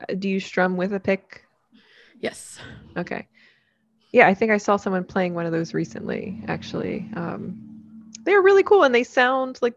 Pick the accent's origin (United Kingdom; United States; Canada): United States; New Jersey; Hi, I'm an LPC from Pennsylvania, transplant from South Jersey.